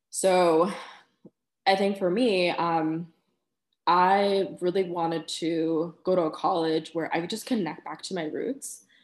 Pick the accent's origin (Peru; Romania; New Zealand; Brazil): Peru; I I'm Peruvian American, I haven't always lived there